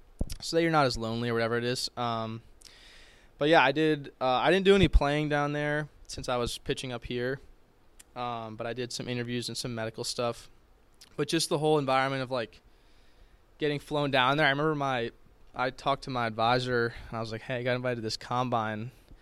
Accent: Boston, Massachusetts, United States; I'm from Boston, so I've been on Fenway the past few summers with the Cape League.

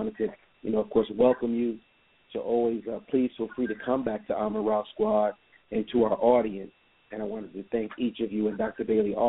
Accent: Jamaica; now in United States; because originally I'm from Jamaica, so you know I came here and I just took advantage of the opportunity.

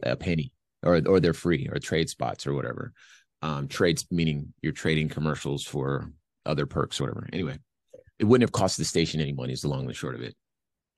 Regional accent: Los Angeles, California, United States; now in Phoenix, United States; I'm from Los Angeles

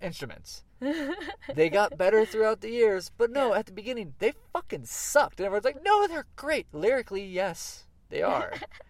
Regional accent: Florida, United States; moved away as an adult; now in California, United States; Okay, but I'm from Florida, where all the boy bands came from.

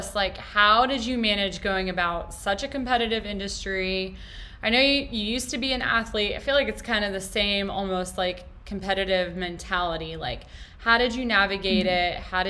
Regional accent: Dallas, Texas, United States; You know, I know we grew up like in Dallas, classic.

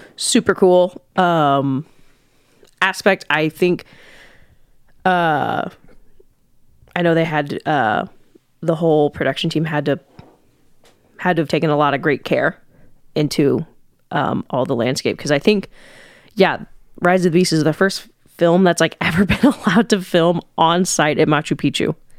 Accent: United States; I'm American

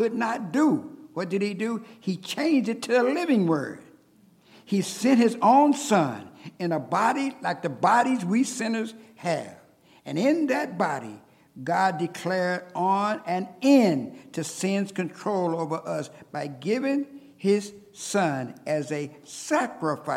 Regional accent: South Bend, Indiana, United States; I was raised in South Bend, Indiana

